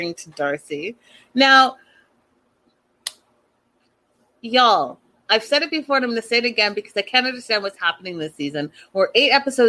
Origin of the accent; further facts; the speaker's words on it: Canada; growing up in Canada